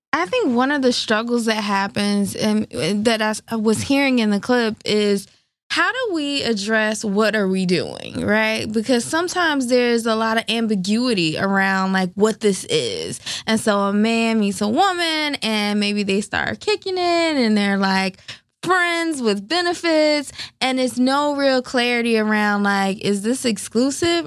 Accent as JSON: {"language": "English", "region": "the South", "country": "United States", "said": "I'm from the South"}